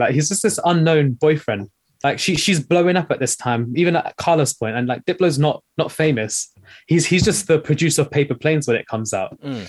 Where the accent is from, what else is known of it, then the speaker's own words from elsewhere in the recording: United Kingdom; especially as a British Asian, like, think about the stuff that was going on in that time.